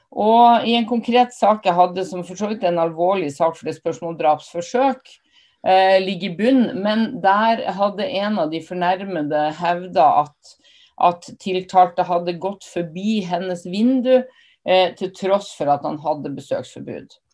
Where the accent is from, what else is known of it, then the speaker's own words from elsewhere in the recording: Northern Norway, Norway; jeg er nordlending